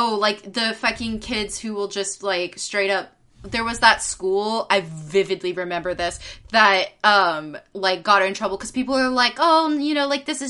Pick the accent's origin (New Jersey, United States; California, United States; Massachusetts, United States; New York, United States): California, United States; Bay Area of; I grew up in the Bay Area of California